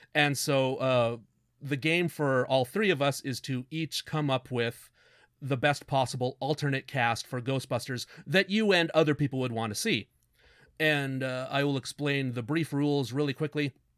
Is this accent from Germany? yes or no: no; Canada; We're Canadian